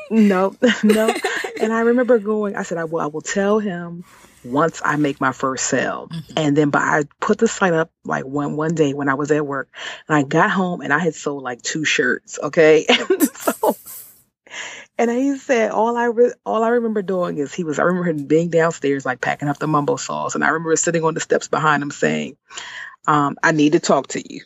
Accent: Washington, District of Columbia, United States; moved away as an adult; now in Maryland, United States; I was born and raised in Washington D.C.

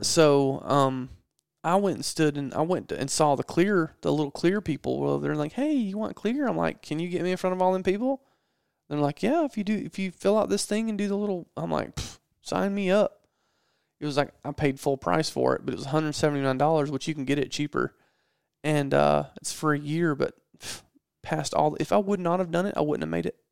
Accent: Georgia, United States; I'm from Georgia

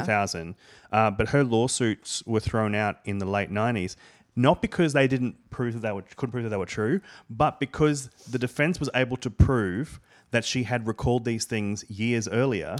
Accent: Australia; moved away as an adult; now in United States; I come from Australia

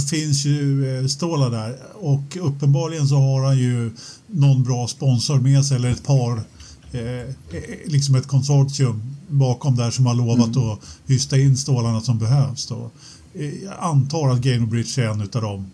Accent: Sweden; jag, som svensk

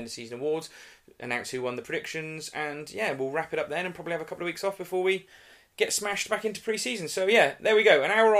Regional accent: Shrewsbury, West Midlands, United Kingdom; Shrewsbury's standard of football most of the time, but it was dull, to be honest with you. And it has affirmed to me why I love watching my hometown team

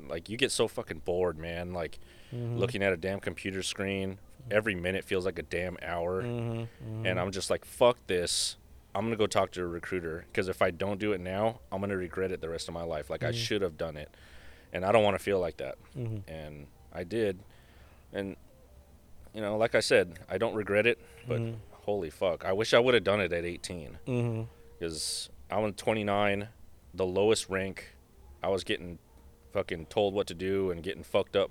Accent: Santa Ana, California, United States; also born or lived in Georgia; born and raised in Santa Ana

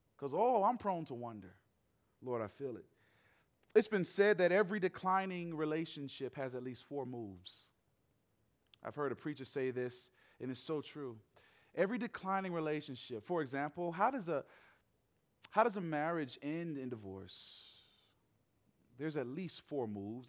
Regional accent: Atlanta, Georgia, United States; moved away as an adult; also born or lived in Nashville; That's where I'm from, born and raised in Atlanta

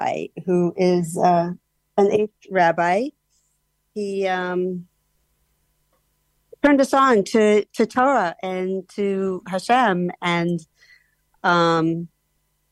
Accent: Las Vegas, Nevada, United States; moved away as an adult; now in Israel; I was born and raised in Las Vegas, and I was the only Jew in my school.

